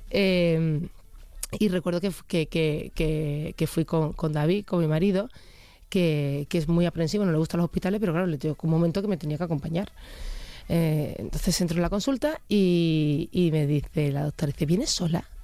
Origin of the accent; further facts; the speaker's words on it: Germany; yo me hago una analítica al año porque yo soy alemana